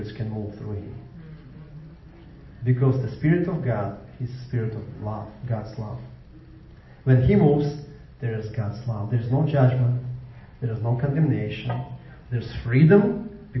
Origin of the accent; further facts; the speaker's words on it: Ukraine; now in Jacksonville, United States; I came from Ukraine.